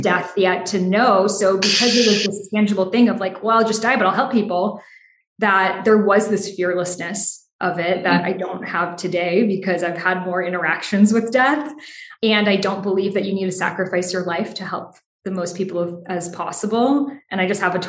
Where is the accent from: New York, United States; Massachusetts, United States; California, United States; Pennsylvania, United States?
Massachusetts, United States; Boston; I grew up in Boston, there's such immense history there